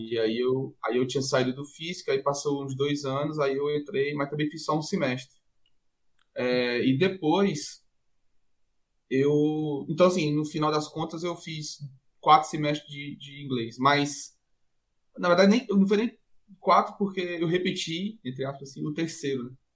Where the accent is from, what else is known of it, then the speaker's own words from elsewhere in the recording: Fortaleza, Ceará, Brazil; also born or lived in Medellín, Colombia / Portugal; eu sou de Fortaleza e sou tradutor